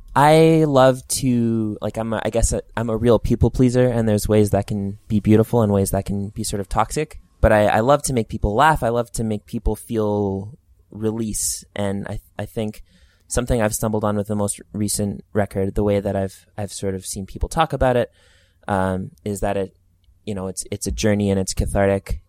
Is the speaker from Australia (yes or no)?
no; Edmonton, Alberta, Canada; also born or lived in Alliston, Ontario; it's my hometown